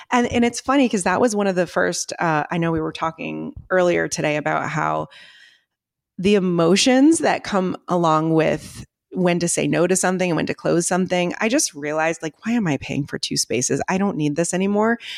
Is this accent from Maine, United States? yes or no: yes; Ogunquit, Maine, United States; moved away; I grew up in Agonquit, Maine